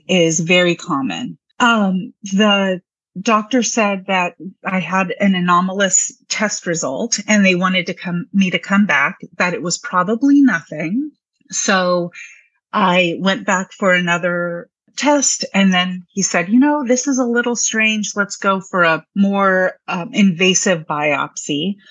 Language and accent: English; Anchorage, Alaska, United States; now in Alexandria, United States; I'm from Anchorage, Alaska, and I'm part Tlingit Indian